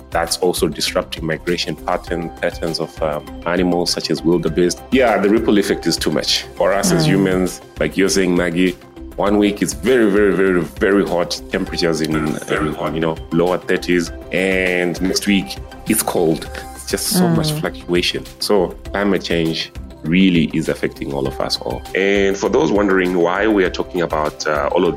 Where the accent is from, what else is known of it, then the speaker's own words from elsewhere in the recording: Malawi; now in Johannesburg, South Africa; I'm from Malawi originally